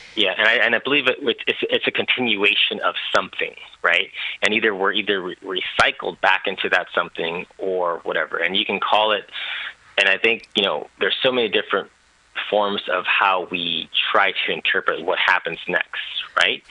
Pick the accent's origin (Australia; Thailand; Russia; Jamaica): Thailand; moved away; I was born in Thailand